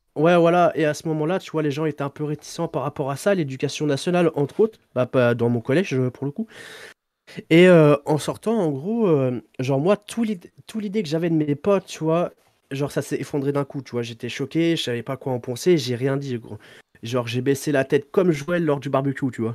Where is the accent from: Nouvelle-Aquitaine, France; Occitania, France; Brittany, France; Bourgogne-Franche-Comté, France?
Nouvelle-Aquitaine, France; Deux-Sèvres